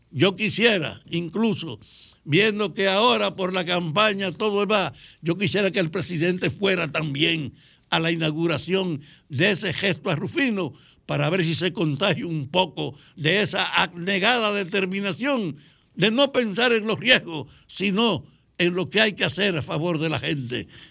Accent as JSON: {"language": "Spanish", "town": "Salcedo", "region": "Hermanas Mirabal", "country": "Dominican Republic", "tie": "born or raised there", "said": "en mi pueblo, en Salcedo"}